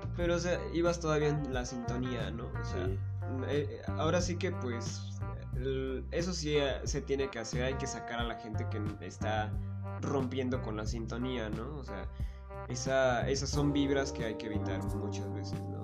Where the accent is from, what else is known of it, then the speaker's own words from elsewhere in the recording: Chiautempan, Tlaxcala, Mexico; nosotros somos de Chautempan